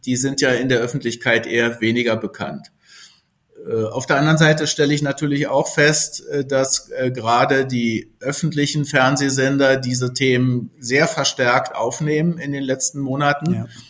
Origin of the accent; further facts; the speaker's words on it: Germany; Als Berliner Brandenburger sozusagen ist man ja doch durch seine Region auch sehr geprägt